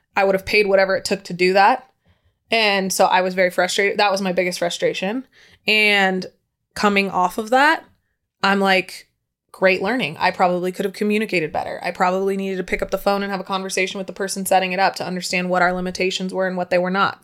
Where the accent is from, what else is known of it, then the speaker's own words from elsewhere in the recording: San Diego, California, United States; moved away; also born or lived in Incline Village / Lake Tahoe; I was from San Diego